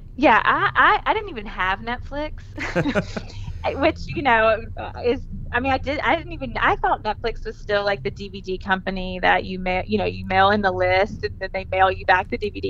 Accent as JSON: {"language": "English", "town": "Clinton", "region": "Mississippi", "country": "United States", "tie": "born or raised there", "also_born_or_lived": "Birmingham, Alabama", "said": "I grew up in Clinton, Mississippi, which is a suburb of Jackson, Mississippi. I lived there my whole life."}